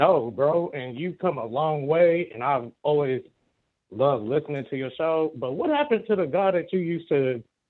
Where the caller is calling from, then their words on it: Kansas, United States; I'm calling in from Kansas, brother.